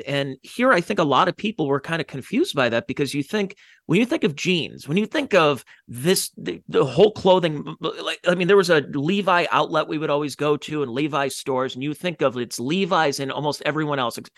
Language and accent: English; Ohio, United States; from Ohio